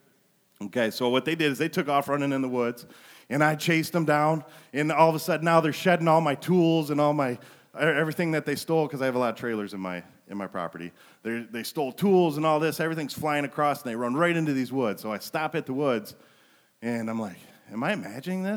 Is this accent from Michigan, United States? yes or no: yes; Flint, Michigan, United States; now in Montrose, United States; I was raised in Flint